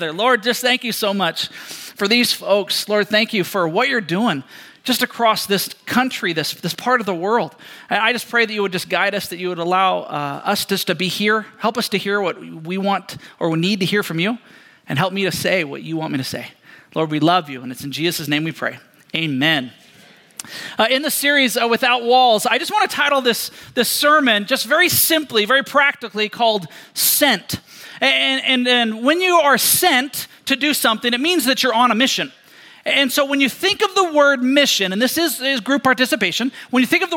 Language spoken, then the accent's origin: English; Seattle, Washington, United States; we grew up in Seattle, Washington.